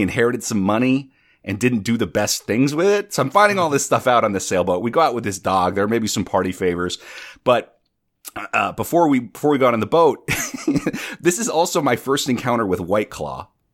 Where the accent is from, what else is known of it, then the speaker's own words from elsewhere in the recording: North Dakota, United States; now in New York City, United States; I'm originally from North Dakota. I live in New York City.